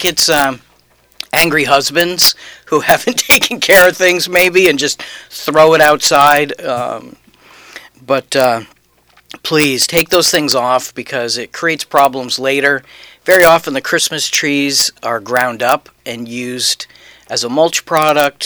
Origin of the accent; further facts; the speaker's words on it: New Hampshire, United States; moved away; We're from New Hampshire